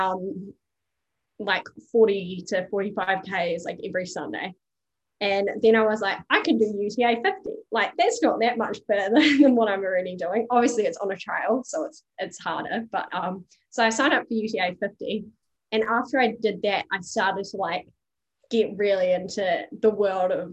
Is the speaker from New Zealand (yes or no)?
yes; New Zealand; accent: Kiwi; now in Australia; I'm Kiwi, as you can probably tell from my accent.